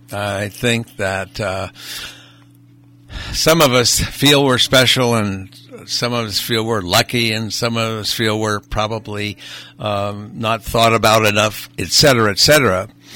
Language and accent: English; Honolulu, Hawaii, United States; born there; First of all, I was born in 1938 in Honolulu, Hawaii. So my first memory is actually watching with my brother the attack on Pearl Harbor from our tree fort, which overlooked Pearl Harbor.